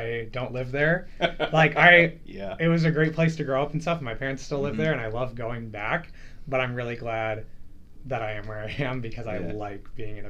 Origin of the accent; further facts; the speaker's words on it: Berne, Indiana, United States; moved away as an adult; now in Indianapolis, United States; I'm from Bern, Indiana, which is, like, 2 hours northeast of Indianapolis.